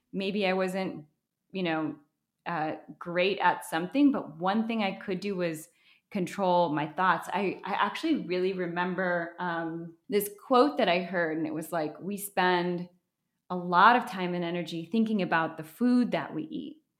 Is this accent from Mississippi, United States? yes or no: no; Wisconsin, United States; moved away as an adult; also born or lived in Minnesota; now in Los Angeles, United States; I grew up in Wisconsin